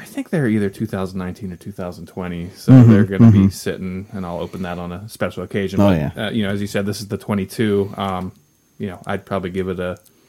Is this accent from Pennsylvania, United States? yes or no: yes; Reading, Pennsylvania, United States; I'm from the eastern side of the state. I'm from Reading, Pennsylvania, which is pretty close to Pottsville.